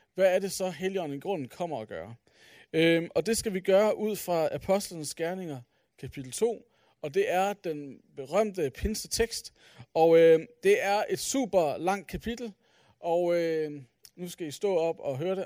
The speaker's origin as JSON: {"language": "Danish", "town": "Aalborg", "region": "North Denmark Region", "country": "Denmark", "said": "jeg er fra Aalborg"}